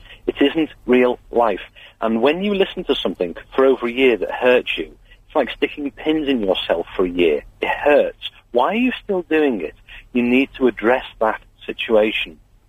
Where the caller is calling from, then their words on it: Liverpool, North West England, United Kingdom; Yeah, hello. I'm phoning from Liverpool. I'm a psychologist.